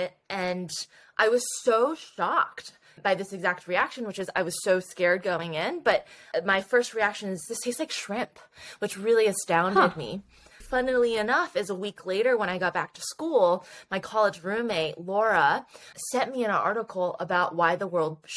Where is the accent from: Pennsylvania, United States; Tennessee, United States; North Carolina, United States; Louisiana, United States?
Tennessee, United States; Nashville; I grew up in Nashville